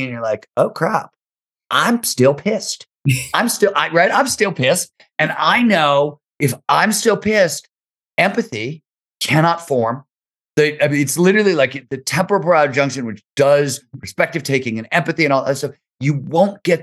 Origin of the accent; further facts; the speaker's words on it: Ohio, United States; growing up in Ohio